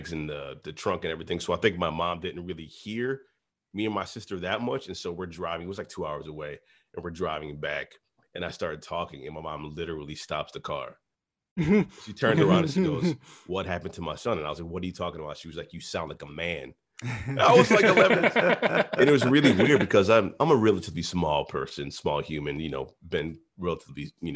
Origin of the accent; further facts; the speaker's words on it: Minnesota, United States; also born or lived in Boston, Massachusetts / New Orleans, Louisiana; I was born in Boston, raised in Minnesota, but kind of shaped in New Orleans